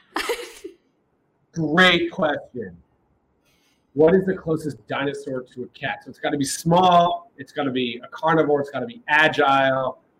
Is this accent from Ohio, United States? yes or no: yes; Columbus, Ohio, United States; now in New York, United States; I'm from Ohio. I grew up in Columbus